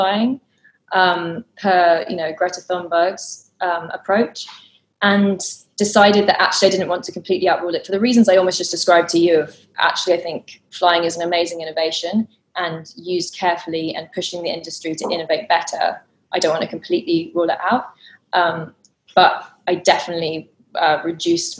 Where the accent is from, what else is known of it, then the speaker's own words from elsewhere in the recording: London, United Kingdom; I grew up growing up in London in quite a community deprived area where you didn't know your neighbours